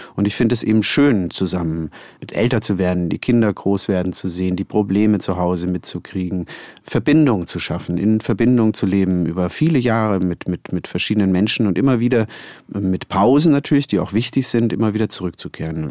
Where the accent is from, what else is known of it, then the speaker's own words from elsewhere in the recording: Konstanz, Baden-Württemberg, Germany; moved away; in Konstanz, meiner Heimatstadt